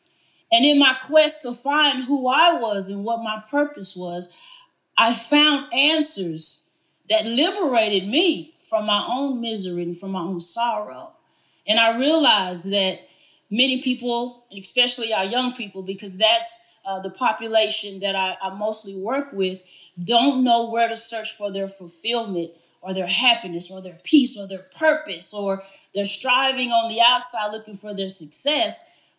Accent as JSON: {"language": "English", "town": "Morton", "region": "Texas", "country": "United States", "tie": "born or raised there", "said": "I look back where I grew up in Morton, Texas, I realized there's so much more to that story than I ever appreciated growing up. Morton is a very small community"}